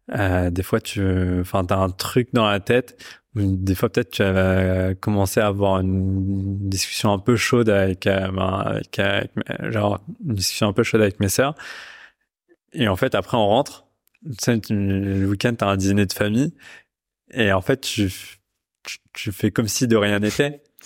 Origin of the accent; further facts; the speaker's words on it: Pakistan; je viens du, je viens du Pakistan